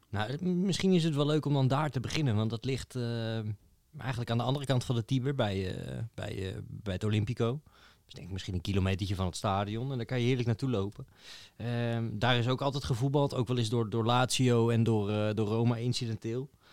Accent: Netherlands; wij komen uit Nederland

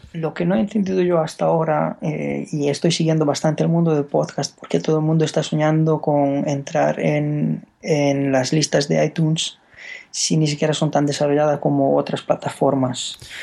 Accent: Romania; Spanish is a second language; moved away as an adult; now in Spain; yo soy rumano

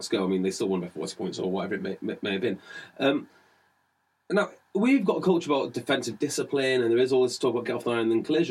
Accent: Welsh, Wales, United Kingdom; as a Welshman

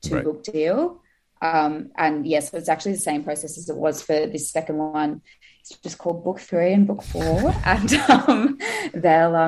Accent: Australia; also born or lived in Sydney; I'm obviously from Australia, and I'm in the UK at the moment on holiday

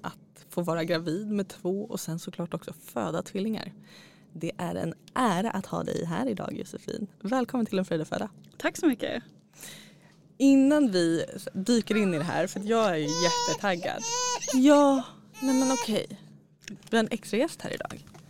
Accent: Nacka, Stockholm County, Sweden; bor i Nacka. Eh, ja, och så där har jag vuxit upp

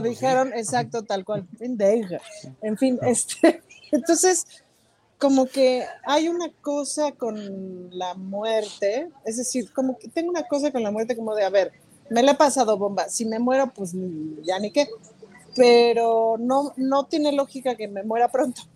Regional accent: Mexico; soy mexicana

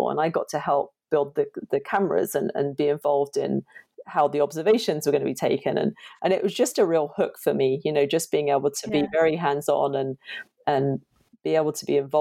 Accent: Chelmsford, East of England, United Kingdom; I grew up in just outside of Chelmsford in Essex in the UK

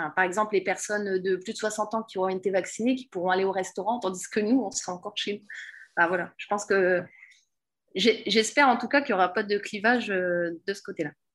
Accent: Pas-de-Calais, Hauts-de-France, France; je suis du Pas-de-Calais

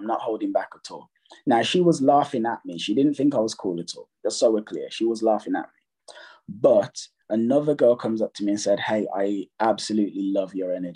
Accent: Jamaica; I'm Jamaican

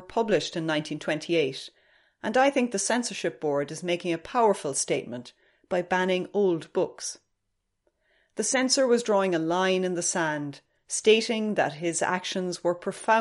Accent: Ireland; as an Irish person

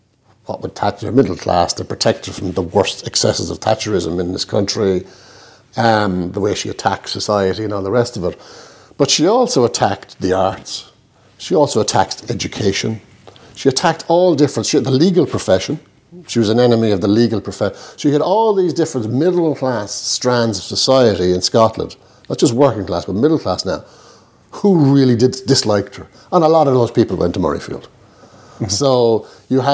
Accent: Ireland; maybe I was Irish. I'm Irish. I haven't changed my nationality just yet

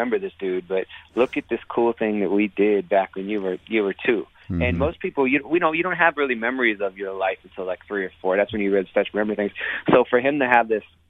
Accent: Youngstown, Ohio, United States; moved away as an adult; now in Brooklyn, United States; where I grew up in Youngstown, Ohio

